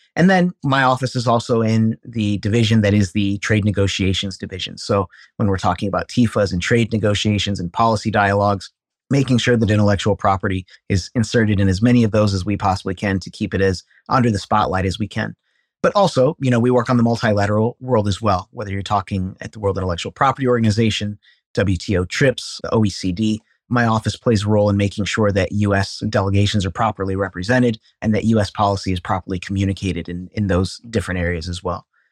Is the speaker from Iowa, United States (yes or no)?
yes; Cedar Falls, Iowa, United States; I was born and raised in Cedar Falls, Iowa